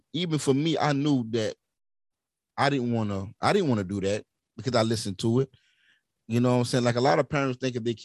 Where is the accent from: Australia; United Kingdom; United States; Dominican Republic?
United States; Centerville; I get back to Centerville to my hometown